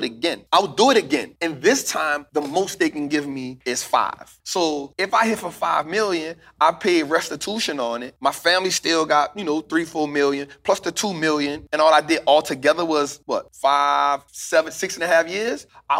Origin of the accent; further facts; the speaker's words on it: New Orleans, Louisiana, United States; also born or lived in Delaware; growing up in New Orleans